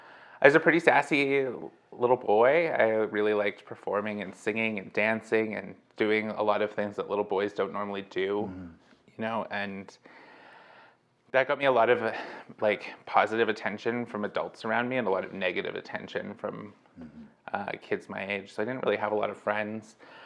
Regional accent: California, United States; born there; In Riverside County. So a little bit inland from Los Angeles.

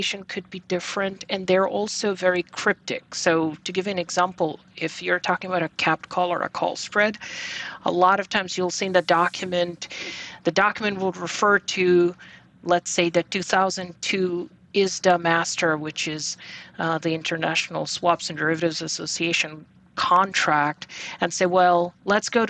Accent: Bangladesh; moved away as an adult; also born or lived in Texas; now in New York, United States; So I was born and raised in Bangladesh, and I came to the U.S. back in 1999 for my undergrad.

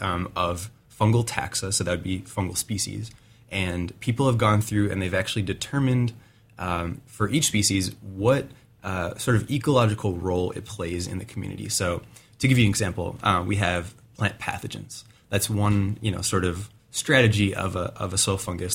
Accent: Wisconsin, United States; now in Oregon, United States; I'm from Wisconsin originally

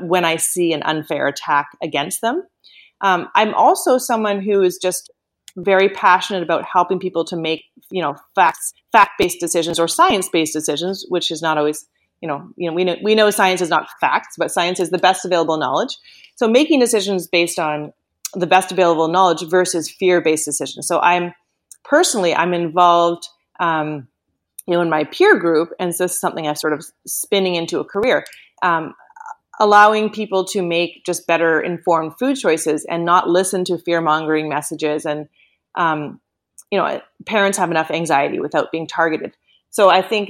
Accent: Canada; moved away as an adult; also born or lived in United States; I am Canadian, yes. But I did spend about maybe 13 years in the States, and I moved back to Canada just about 5 years ago

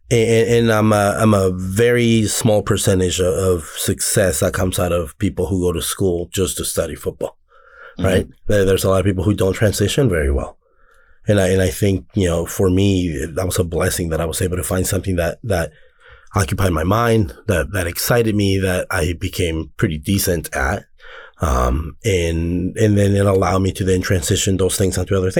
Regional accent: Anaheim, California, United States; coming from the area that I come from, I'm from Anaheim, but I'm from the back side of this land

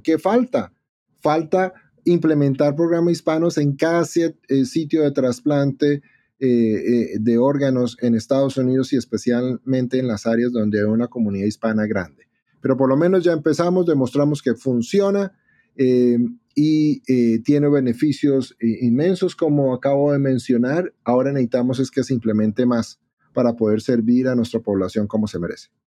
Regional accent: Bogotá, Colombia; moved away as an adult; now in Chicago, United States; yo soy latino, como mencionaste, yo soy de Bogotá, Colombia, eh, allá trabajaba de cirujano de trasplante renal

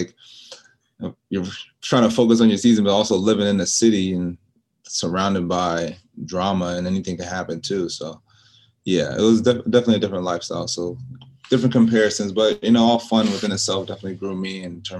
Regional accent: New York, United States; also born or lived in Charlotte, North Carolina / Rock Hill, South Carolina; now in Monterey, United States; My mom's from New York. I was born in New York.

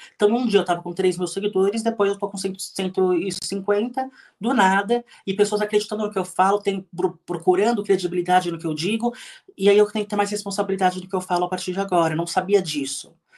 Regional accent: São Paulo, Brazil; nasci em São Paulo, cresci no Ipiranga, bairro aqui de São Paulo

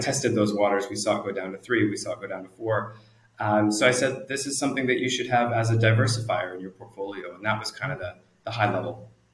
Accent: Canada; moved away as an adult; also born or lived in New Zealand; now in Singapore; I'm originally Canadian. I uh, grew up in Canada, lived there for many years

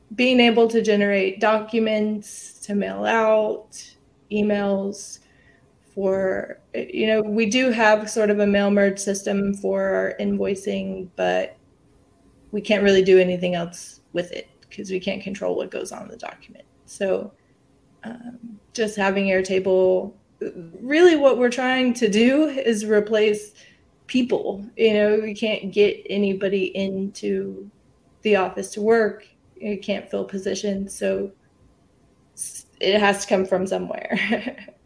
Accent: San Marcos, Texas, United States; I am from San Marcos, Texas. It's right outside of Austin. Um, born and raised here

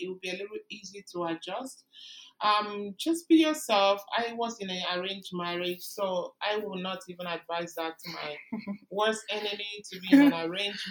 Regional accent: Nigeria; moved away as an adult; now in Canada; I came from Nigeria

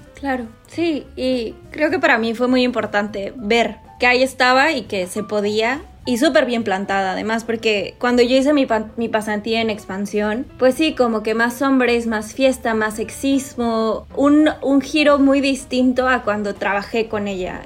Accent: Monterrey, Nuevo León, Mexico; moved away as an adult; also born or lived in Tlaxcala / Mexico City; Soy regia, esto creo que no lo había dicho. Nací en Tlaxcala, que es el estado más chiquito del país. Después mi papá se mudó a Monterrey

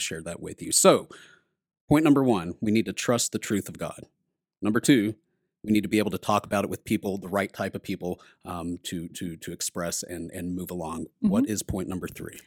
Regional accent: Texas, United States; I'm from Texas

